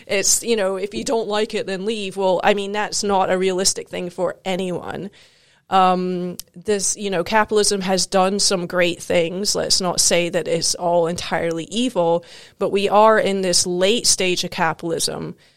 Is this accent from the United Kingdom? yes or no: yes; Scotland, United Kingdom; moved away as an adult; also born or lived in South Carolina, United States; now in United States; I grew up both in South Carolina and in Scotland